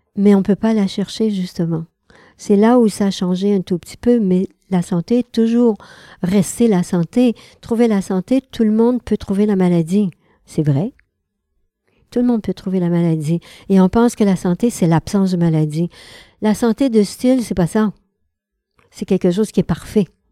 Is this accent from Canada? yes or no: yes; Quebec, Canada; Je suis québécoise